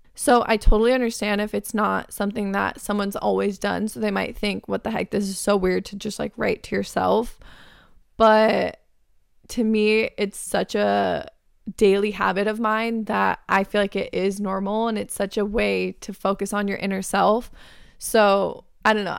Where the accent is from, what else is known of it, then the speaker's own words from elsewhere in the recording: Arizona, United States; moved away as an adult; now in California, United States; my hometown best friends are in Arizona